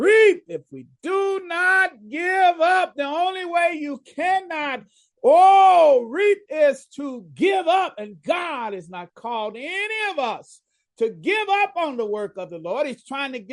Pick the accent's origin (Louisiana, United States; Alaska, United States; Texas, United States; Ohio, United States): Texas, United States; Dallas; I grew up in Dallas